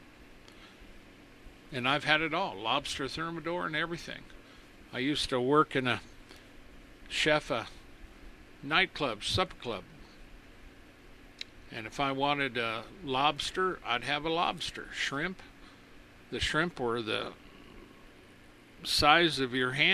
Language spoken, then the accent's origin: English; United States; I'm an American